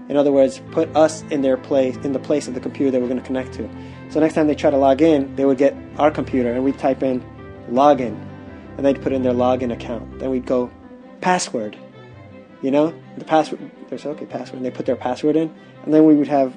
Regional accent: New York, United States; I was from New York and I knew about Little Italy

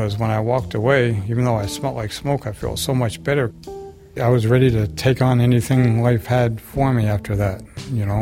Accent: Littleton, United States; I'm from Littleton

